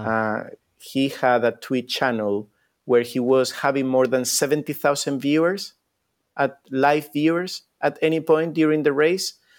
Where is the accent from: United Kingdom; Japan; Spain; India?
Spain; moved away; I come from Spain